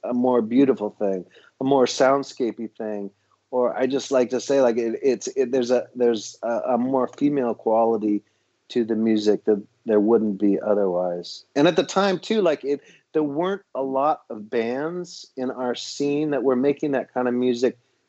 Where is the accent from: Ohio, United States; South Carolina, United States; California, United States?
California, United States; Los Angeles; also born or lived in San Francisco; I grew up in Los Angeles